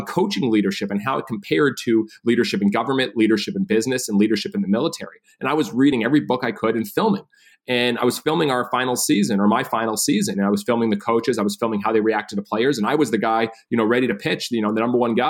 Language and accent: English; Massachusetts, United States; moved away as an adult; I grew up in Massachusetts, only child.